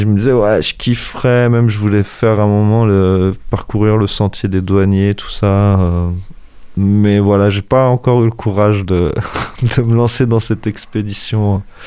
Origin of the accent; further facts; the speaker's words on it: Angers, Pays de la Loire, France; also born or lived in Coutances, Manche; j'ai quitté Coutances à un an et demi. En fait, mes parents commençaient de travailler, ont été mutés. Dès qu'ils ont pu revenir à Angers, ils sont venus à Angers.